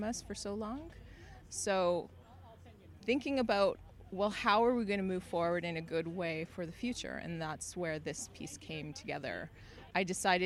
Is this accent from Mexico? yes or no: no; Selkirk, Manitoba, Canada; I'm from Selkirk, so that had a meaningful relationship with me because my father's family was part of Peguis First Nation